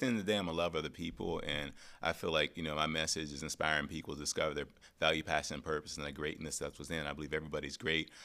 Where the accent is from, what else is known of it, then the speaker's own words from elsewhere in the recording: Pittsburgh, Pennsylvania, United States; I grew up in Pittsburgh, single family home